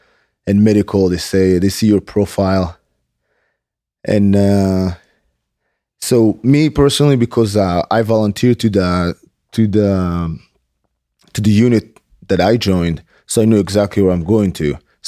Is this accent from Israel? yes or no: yes; Israel; So first of all, you know that when you're done with high school, you go to the army.